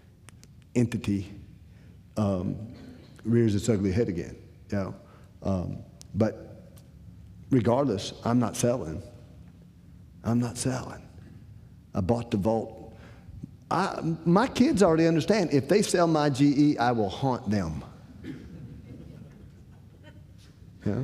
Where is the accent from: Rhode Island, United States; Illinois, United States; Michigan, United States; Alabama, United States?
Illinois, United States; Decatur; moved away; I'm originally from Decatur, Illinois